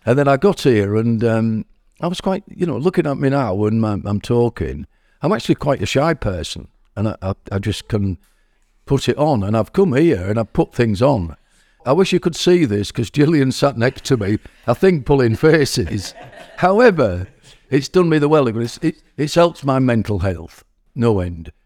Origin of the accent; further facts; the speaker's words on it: Hull, Yorkshire and the Humber, United Kingdom; moved away as an adult; also born or lived in Driffield, East Yorkshire; now in Keighley, United Kingdom; I'm not from Keighley, I'm from Hull, and I lived in Driffield in East Yorkshire